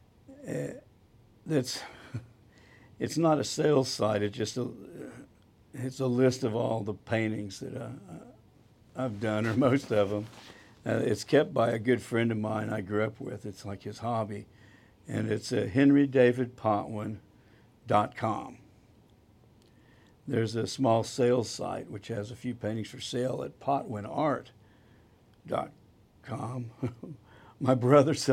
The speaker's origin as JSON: {"language": "English", "town": "Dallas", "region": "Texas", "country": "United States", "tie": "born or raised there", "also_born_or_lived": "Houston", "said": "Born and raised in Dallas, Texas, the oldest of three children"}